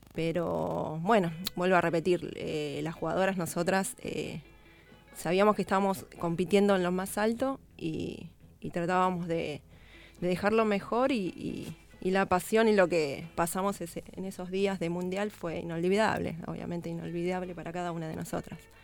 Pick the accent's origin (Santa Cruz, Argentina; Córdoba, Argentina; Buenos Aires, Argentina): Buenos Aires, Argentina; yo soy de Lugano